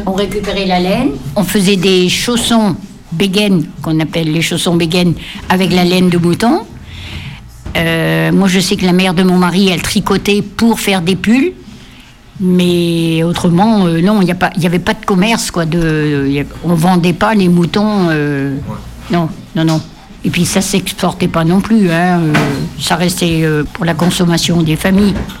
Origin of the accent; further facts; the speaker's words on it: Ouessant, Brittany, France; sommes des Iliennes pures, vraiment. Nous sommes nés à la maternité de l'île de Wesson